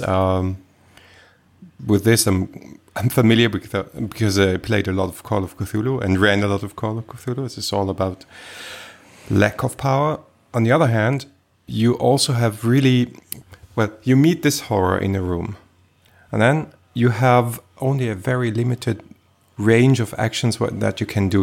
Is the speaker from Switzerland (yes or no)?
yes; Switzerland; I was born in Switzerland